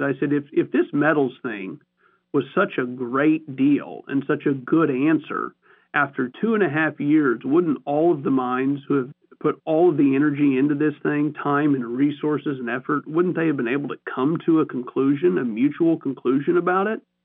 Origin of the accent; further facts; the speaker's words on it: Missouri, United States; I'm from Missouri.